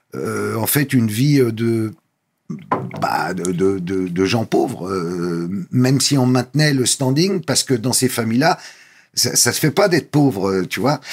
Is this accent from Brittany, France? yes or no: no; Paris, Île-de-France, France; born or raised there